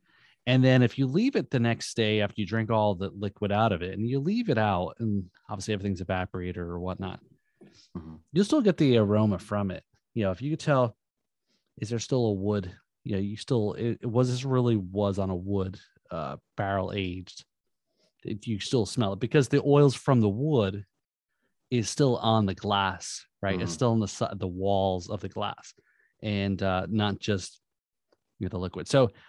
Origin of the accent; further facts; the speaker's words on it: Northeast, United States; Yeah, I grew up in the Northeast, so there's a lot of rock.